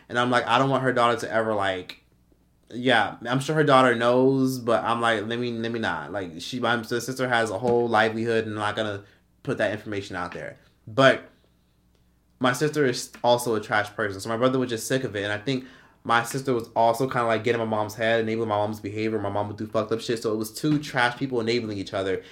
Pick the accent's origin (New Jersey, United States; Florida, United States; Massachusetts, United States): Florida, United States; Miami; we're all from Miami, we from Miami